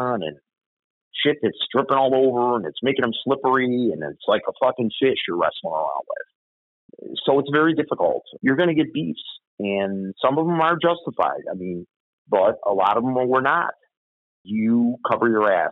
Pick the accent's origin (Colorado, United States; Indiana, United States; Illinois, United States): Illinois, United States; Chicago; When I grew up in Bridgeport, we hung on the corners.